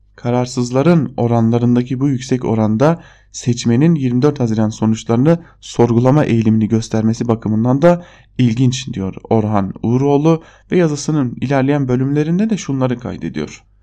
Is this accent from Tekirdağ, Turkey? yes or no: no; Diyarbakır, Diyarbakır Province, Turkey; moved away; Bir Diyarbakırlı olarak